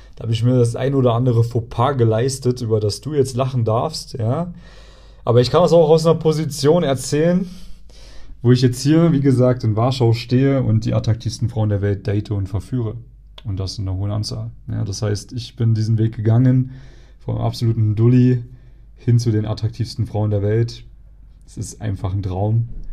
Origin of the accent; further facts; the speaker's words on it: near Erfurt, Thuringia, Germany; Erfurt ist praktisch die, eine der größten Städte, die, äh, in der Nähe von meiner Heimatstadt ist